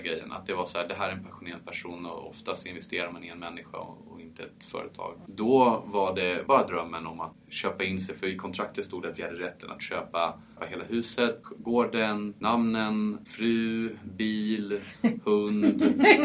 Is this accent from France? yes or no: yes; Paris, Île-de-France, France; first language French; Swedish is a second language; moved away; Född och uppvuxen i Frankrike